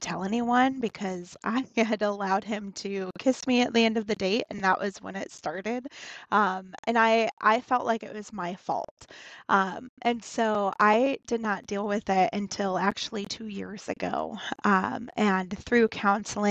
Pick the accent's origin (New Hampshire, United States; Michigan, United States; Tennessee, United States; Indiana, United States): Indiana, United States; Northern; I was born and raised in Northern Indiana